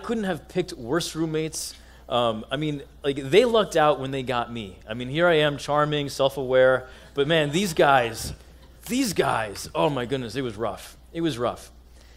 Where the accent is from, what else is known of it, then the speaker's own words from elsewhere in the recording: United States; accent: American; as an Egyptian American, I always felt, and maybe you can relate in your own way, as one who was born here in the States